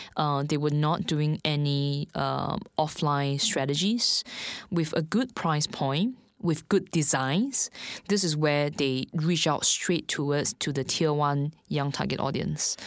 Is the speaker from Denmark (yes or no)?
no; Singapore; moved away as an adult; now in Shanghai, China; I'm actually from Singapore.